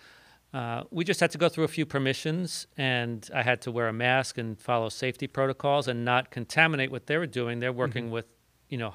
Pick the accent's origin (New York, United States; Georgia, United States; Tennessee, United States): New York, United States; Long Island, New York City, United States; moved away as an adult; now in Midwest, United States; I grew up on Long Island mm-hmm. and in New York City